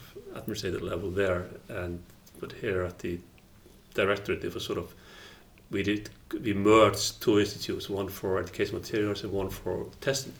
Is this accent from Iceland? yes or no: yes; Iceland